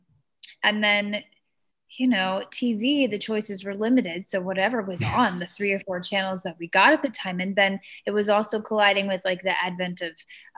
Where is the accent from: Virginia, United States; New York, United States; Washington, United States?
Virginia, United States; Fredericksburg; moved away as an adult; also born or lived in Tennessee; I was born in Fredericksburg. Yeah, grew up right outside of it in a bit more rural area